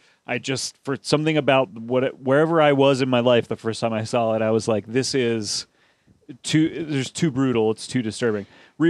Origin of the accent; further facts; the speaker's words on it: Pennsylvania, United States; somewhere in my home state